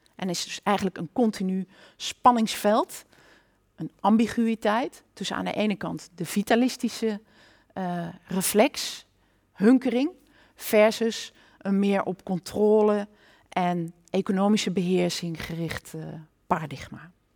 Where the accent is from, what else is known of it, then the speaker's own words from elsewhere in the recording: Nijmegen, Gelderland, Netherlands; ik kom uit Nijmegen, een kind van deze stad